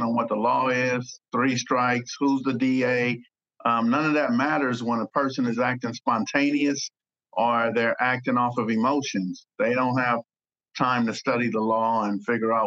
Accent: Los Angeles, California, United States; growing up in Los Angeles

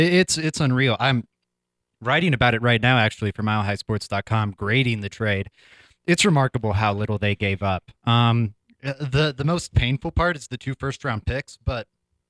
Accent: Lafayette, Colorado, United States; born or raised there; also born or lived in Boulder, Colorado

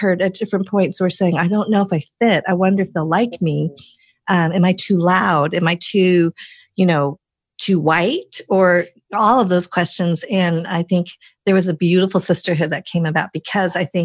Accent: Colorado, United States; I grew up in Colorado, like all my life, like, you know, it's like, I really am from there.

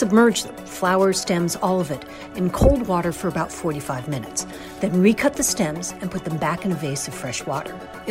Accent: California, United States; when I was growing up in California.

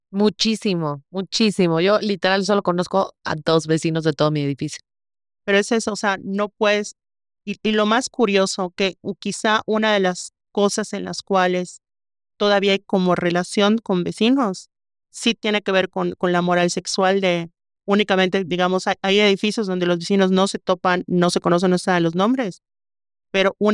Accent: Mérida, Yucatán, Mexico; Una cosa que justamente yo critico de Mérida, que es mi ciudad natal, es el tema de la falta de parques, ¿no?

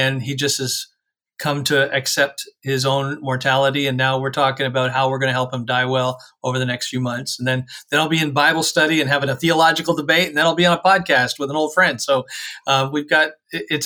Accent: Canada; as a Canadian

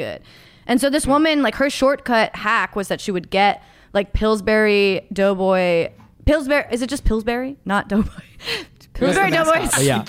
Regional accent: Eugene, Oregon, United States; where I grew up in Eugene, Oregon

